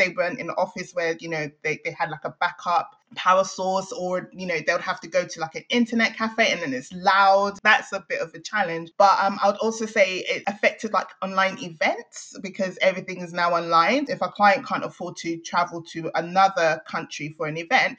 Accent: Nigeria; moved away; being Nigerian

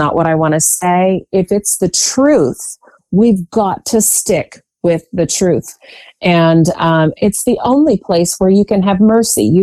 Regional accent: Virginia, United States; I have spent most of my life in the Commonwealth of Virginia

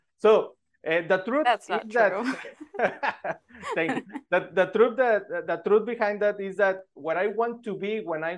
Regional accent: Monterrey, Nuevo León, Mexico; I am from Mexico, from Monterrey, Mexico

